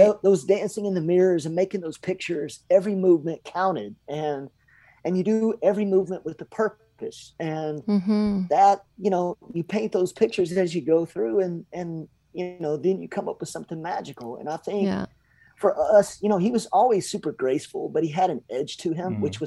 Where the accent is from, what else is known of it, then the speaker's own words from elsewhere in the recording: Lexington, Kentucky, United States; I grew up in Lexington, Kentucky